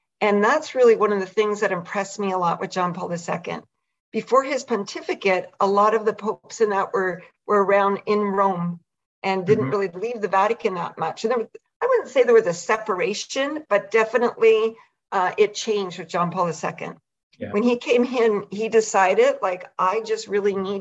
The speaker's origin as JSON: {"language": "English", "region": "the Maritimes", "country": "Canada", "said": "I'm Canadian and from out in the Maritimes"}